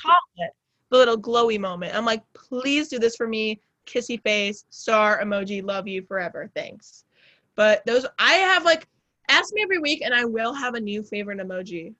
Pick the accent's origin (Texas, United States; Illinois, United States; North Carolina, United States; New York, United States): Illinois, United States; suburbs of Chicago; I say I'm from Chicago, but really I'm like a 40 BNSF train ride from Chicago.